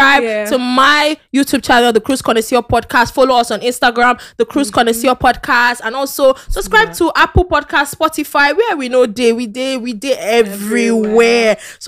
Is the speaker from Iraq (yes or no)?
no; Akwa Ibom, Nigeria; I'm from Akwa Ibom.